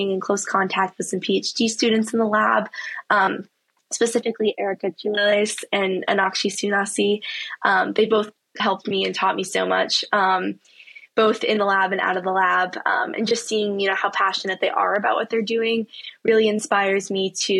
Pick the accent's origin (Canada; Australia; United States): United States; Saratoga Springs, New York; moved away as an adult; now in Durham, United States; growing up in Saratoga and also during my time so far at Duke